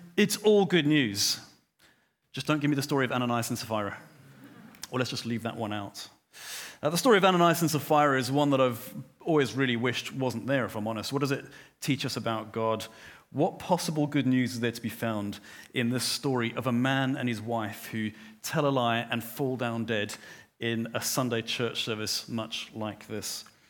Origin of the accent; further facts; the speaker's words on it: Johannesburg, Gauteng, South Africa; I grew up in Johannesburg